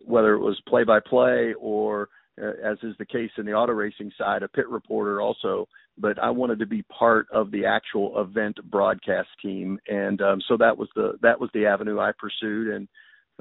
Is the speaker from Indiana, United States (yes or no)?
yes; Indianapolis, Indiana, United States; I grew up in Indianapolis